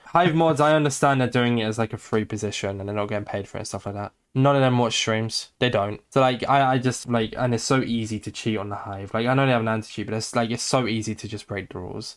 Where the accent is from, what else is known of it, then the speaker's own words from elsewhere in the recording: United Kingdom; I'm British